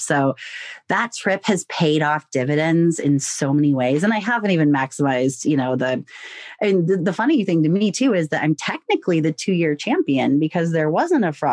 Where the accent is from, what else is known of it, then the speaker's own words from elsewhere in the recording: United States; I'm American.